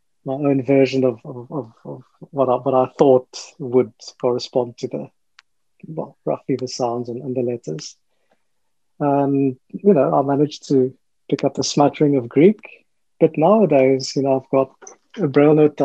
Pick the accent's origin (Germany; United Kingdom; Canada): United Kingdom; England; I'm from England, I know a little bit of German